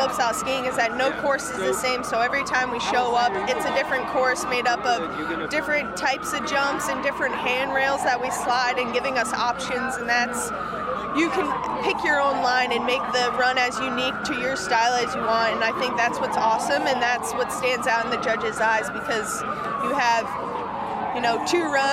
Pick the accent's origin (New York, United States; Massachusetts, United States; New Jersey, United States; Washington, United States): New York, United States; Long Island; I'm originally from Long Island, so my dad's here and just celebrated my 21st in New York